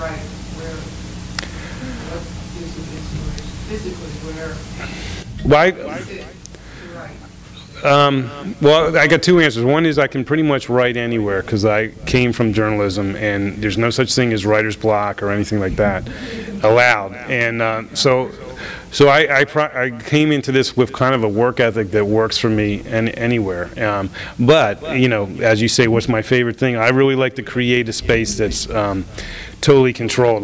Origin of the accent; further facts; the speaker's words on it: Florida, United States; moved away; also born or lived in Los Angeles, United States; I'm from Florida